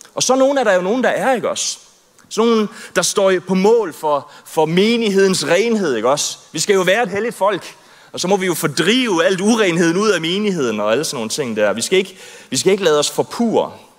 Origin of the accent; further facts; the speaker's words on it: Southern Jutland, Southern Denmark, Denmark; jeg er vokset op i Sønderjylland, tredive kilometer fra grænsen, så jeg er rigtig i Sønderjyde.